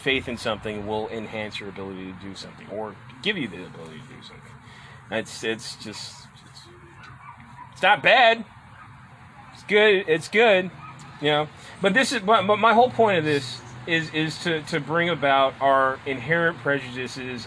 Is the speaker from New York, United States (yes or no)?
no; Washington, United States; when people do ask me where I'm from, I say Washington, the state